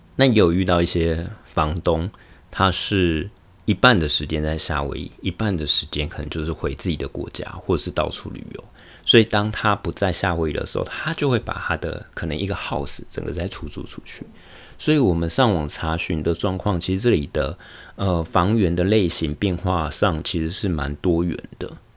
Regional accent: Taiwan; moved away as an adult; also born or lived in Taichung, Taiwan / Taoyuan, Taiwan; now in Honolulu, United States; 我从台湾来到美国夏威夷的生活

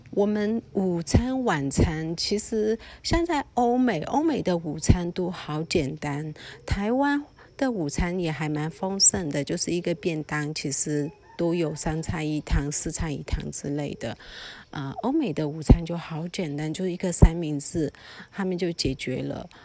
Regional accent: Mandalay, Mandalay Region, Myanmar; moved away; also born or lived in Taiwan; 我自己其实是在曼德勒瓦城长大的小孩

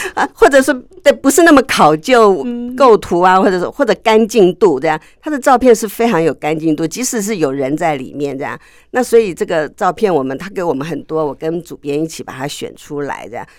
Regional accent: between Gongguan and Jingmei, Taipei, Taiwan; 我小的时候住在公馆旁边一点，嗯。就是不到景美，在景美跟公馆中间

